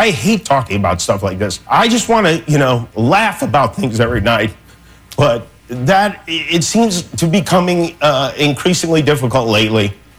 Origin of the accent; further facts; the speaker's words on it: Las Vegas, Nevada, United States; Las Vegas, which happens to be my hometown and Cleto's hometown, Cleto Sr.'s hometown.